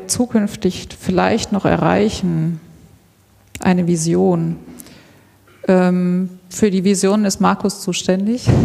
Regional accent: Karlsruhe, Baden-Württemberg, Germany; born there; also born or lived in Switzerland; now in Stuttgart, Germany; 1978 in Karlsruhe. Ich lebe in Stuttgart. Ähm, genau, und ich habe einen Teil meiner Kindheit in der Schweiz verbracht, also ich kann die Schweiz hier so ein bisschen repräsentieren.

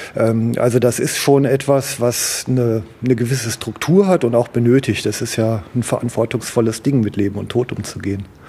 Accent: Duisburg, North Rhine-Westphalia, Germany; ich bin im Duisburger Norden groß geworden

